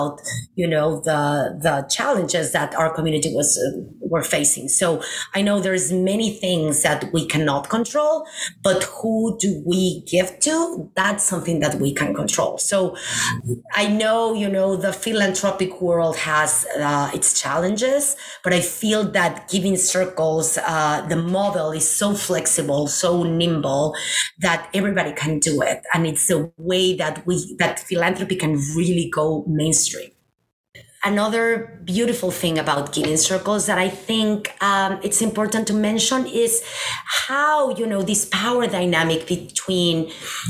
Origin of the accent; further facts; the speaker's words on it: Mexico City, Mexico; moved away; I am originally from Mexico City.